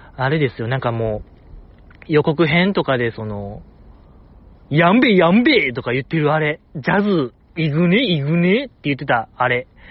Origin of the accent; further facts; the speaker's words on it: Osaka, Japan; 大阪生まれ、大阪育ちの人間が東北かぶれになる